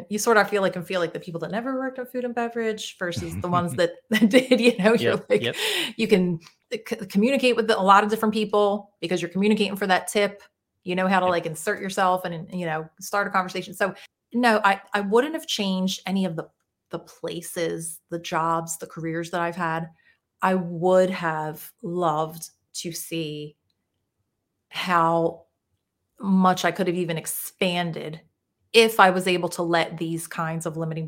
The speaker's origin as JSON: {"language": "English", "town": "Philadelphia", "region": "Pennsylvania", "country": "United States", "said": "I am originally from Northeast Philadelphia."}